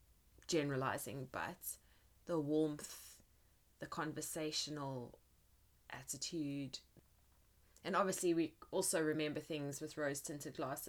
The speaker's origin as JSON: {"language": "English", "country": "South Africa", "tie": "born or raised there", "moved": "yes"}